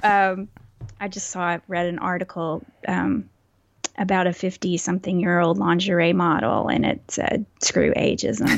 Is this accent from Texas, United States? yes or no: yes; Texas, United States; accent: Texas accent, mild; was born and raised in Texas, so that also is a fact. And, um, it's hard to not have a Texas accent